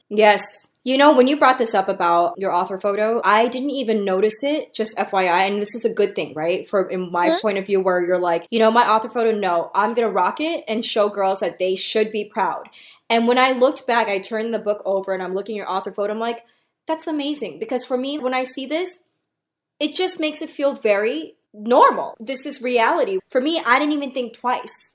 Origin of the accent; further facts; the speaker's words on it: New York City, New York, United States; people that I came up with from New York City where everybody's hustling